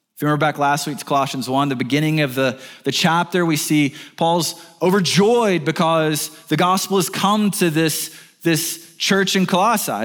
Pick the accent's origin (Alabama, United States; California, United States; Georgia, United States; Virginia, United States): Alabama, United States; Birmingham; I'm from Birmingham, Alabama